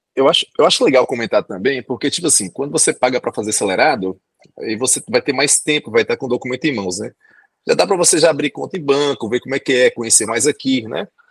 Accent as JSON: {"language": "Portuguese", "country": "Brazil", "moved": "as an adult", "lives_now": "Asunción, Paraguay", "said": "eu mostro meu RG brasileiro"}